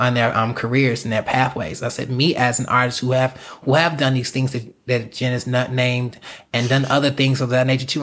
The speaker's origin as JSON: {"language": "English", "region": "South Carolina", "country": "United States", "moved": "as an adult", "lives_now": "Los Angeles, United States", "said": "I'm from South Carolina."}